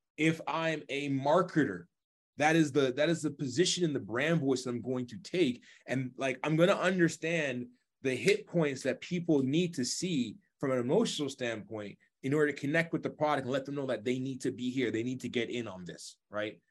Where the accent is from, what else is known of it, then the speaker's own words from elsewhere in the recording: Toronto, Ontario, Canada; I love being from Toronto